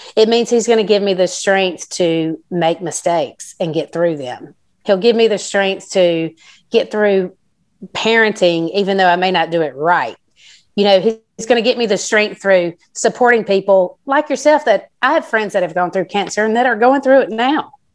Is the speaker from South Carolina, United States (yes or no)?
yes; South Carolina, United States; I'm from South Carolina, but my mom is from California